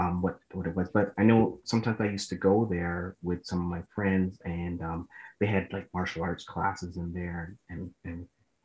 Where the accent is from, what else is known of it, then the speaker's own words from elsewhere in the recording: Mississauga, Ontario, Canada; So I grew up in Malton